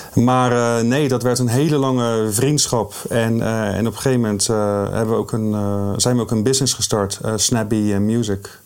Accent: Rotterdam, South Holland, Netherlands

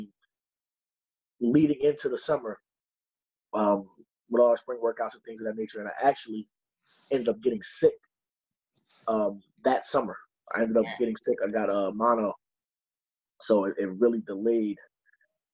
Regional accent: Neptune, New Jersey, United States; I'm from Neptune, New Jersey

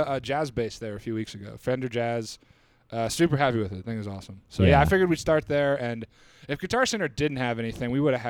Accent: New York, United States; growing up in New York

